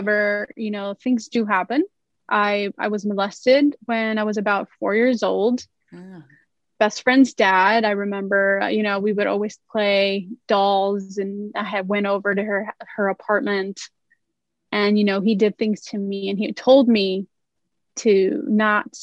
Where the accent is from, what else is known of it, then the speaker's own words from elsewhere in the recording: Los Angeles, California, United States; I grew up in Los Angeles, California, South Central